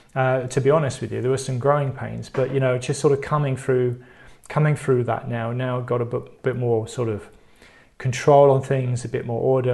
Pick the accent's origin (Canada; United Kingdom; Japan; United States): United Kingdom; I'm British